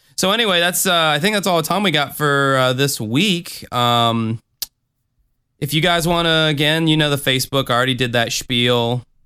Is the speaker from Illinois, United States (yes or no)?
no; Jacksonville, Florida, United States; I did a tour of Jacksonville, Florida on there. So if you wanna see my hometown